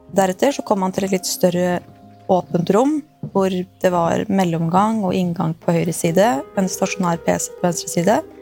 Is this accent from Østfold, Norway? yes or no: yes; Askim, Østfold, Norway; Jeg er oppvokst i Askim